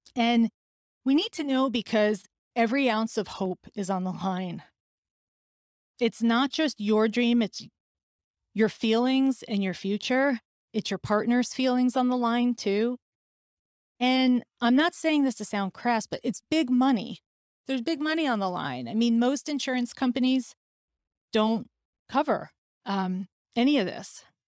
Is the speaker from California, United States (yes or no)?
no; New York City, New York, United States; as a New Yorker